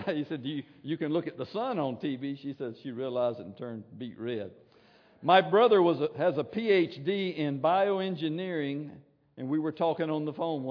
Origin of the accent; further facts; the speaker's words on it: Williston, Florida, United States; I'm from Williston